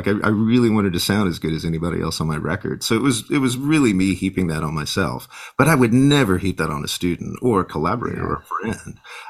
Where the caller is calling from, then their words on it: San Antonio, Texas, United States; I'm logging in from my home in San Antonio, Texas.